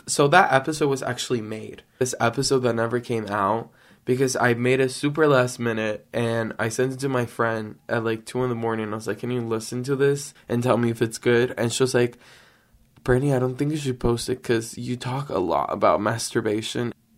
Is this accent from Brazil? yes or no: yes; Brazil; moved away; I grew up in Brazil